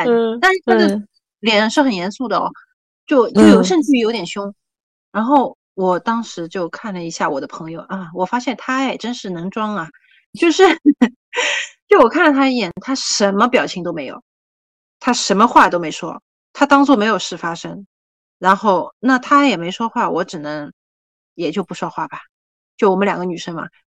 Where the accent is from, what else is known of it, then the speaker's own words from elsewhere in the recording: China; 他知道我是大陆过来的